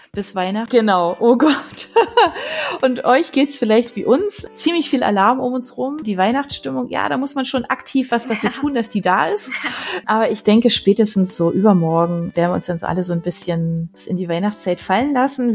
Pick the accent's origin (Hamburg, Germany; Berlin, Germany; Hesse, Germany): Berlin, Germany; moved away; von Berlin abonniert, weil das einfach meine Heimat war